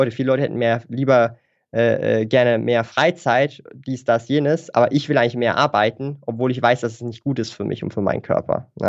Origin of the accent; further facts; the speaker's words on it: Switzerland; accent: Swiss; ich weiß nicht, hört man meinen Akzent? So den Schweizer Akzent?